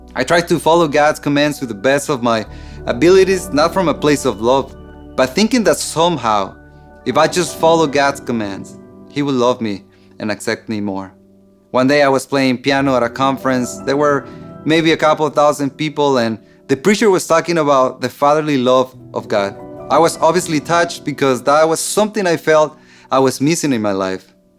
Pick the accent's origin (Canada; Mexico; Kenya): Mexico; I grew up in Mexico in a dysfunctional family